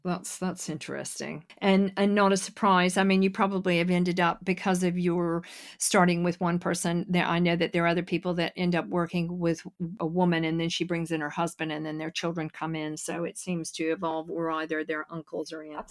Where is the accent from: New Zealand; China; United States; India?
United States; now in United Kingdom; being American